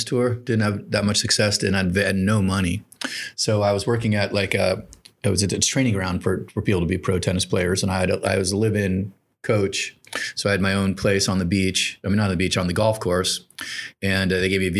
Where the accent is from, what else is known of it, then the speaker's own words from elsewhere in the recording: Miami, Florida, United States; I was raised in Miami